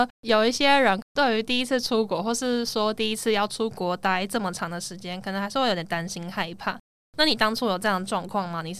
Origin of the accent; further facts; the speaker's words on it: Taiwan; 我是土生土长的台湾人，